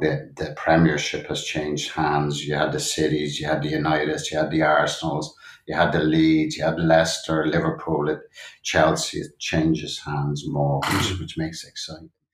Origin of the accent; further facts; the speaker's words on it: Dublin, Leinster, Ireland; I grew up in Dublin, Ireland, uh, born in 59